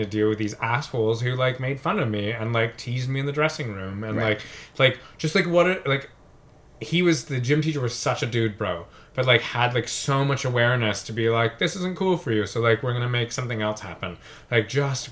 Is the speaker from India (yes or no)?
no; London, Ontario, Canada; also born or lived in Strathroy, Ontario, Canada; my elementary school in Strathroy, I had a gymnastics team